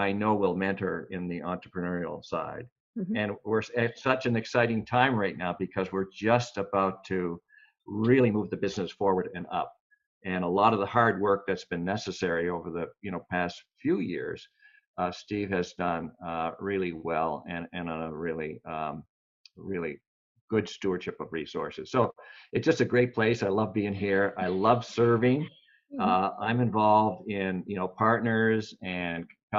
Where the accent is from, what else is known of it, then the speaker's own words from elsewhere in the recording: Canada; I'm from Canada.